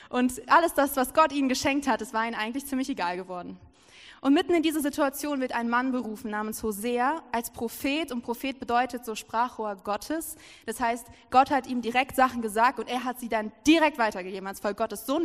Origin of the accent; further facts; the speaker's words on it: Lower Saxony, Germany; Und so saß ich da in meiner Heimat, in der Nähe von Hannover ist das, und ich saß da so, war so übelst verzweifelt.